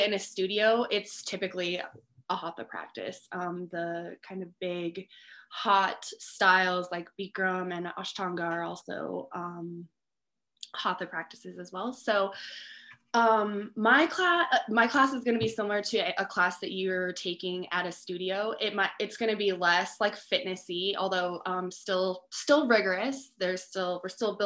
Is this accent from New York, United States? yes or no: no; Cheyenne, Wyoming, United States; moved away as an adult; now in Teton Valley, United States; I am from Cheyenne, Wyoming originally.